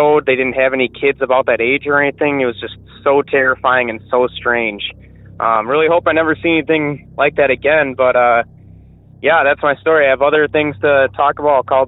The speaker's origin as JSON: {"language": "English", "region": "Wisconsin", "country": "United States", "said": "I'm from Wisconsin"}